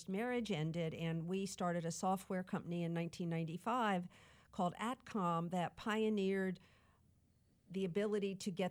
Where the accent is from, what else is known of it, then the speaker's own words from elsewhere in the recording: outside of Philadelphia, Pennsylvania, United States; moved away as an adult; also born or lived in Sacramento, California; now in San Diego, United States; I grew up outside of Philadelphia